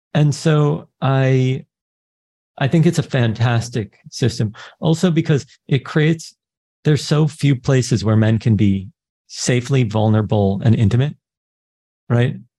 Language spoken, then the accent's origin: English; New York, United States; I'm born to Israeli parents. I grew up in New York.